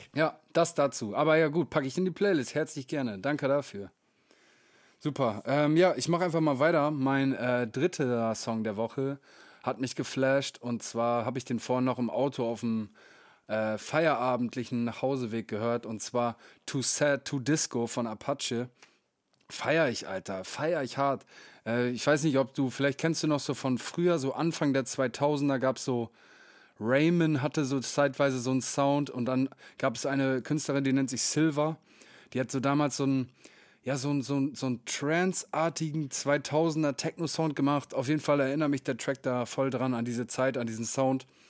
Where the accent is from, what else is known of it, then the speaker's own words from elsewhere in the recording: Meppen, Lower Saxony, Germany; in den Kneipen meiner Heimatstadt